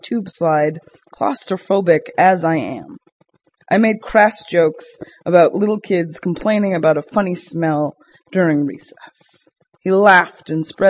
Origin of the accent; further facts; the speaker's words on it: Boston, Massachusetts, United States; now in Brooklyn, United States; to a Bostonian is a little bit rough to deal